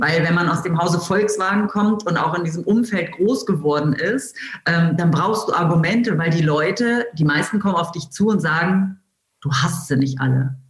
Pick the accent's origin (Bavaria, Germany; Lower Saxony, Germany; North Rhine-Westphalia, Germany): Lower Saxony, Germany; Wolfsburg; ich bin tatsächlich in Wolfsburg geboren und lebe hier äh, immer noch